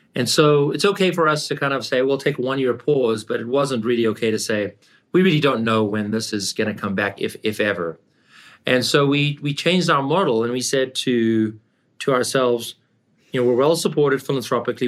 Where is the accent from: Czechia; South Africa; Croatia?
South Africa; moved away as an adult; also born or lived in Canada / California; I grew up in South Africa, and I came to Canada